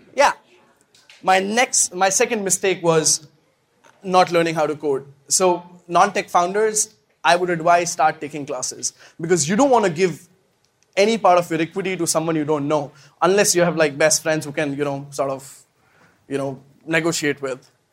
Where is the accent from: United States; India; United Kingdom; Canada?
India; I come from India